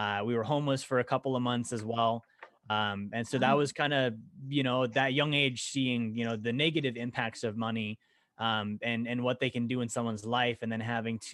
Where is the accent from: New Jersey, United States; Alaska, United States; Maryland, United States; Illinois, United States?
Alaska, United States; also born or lived in Montana; I grew up in Alaska. Actually, I was born in Montana, moved to Alaska when I was a kid